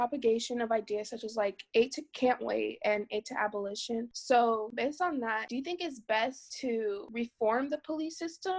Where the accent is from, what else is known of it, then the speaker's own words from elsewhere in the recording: United States; I was born in America, but my parents came from Ghana, so I'm first generation American.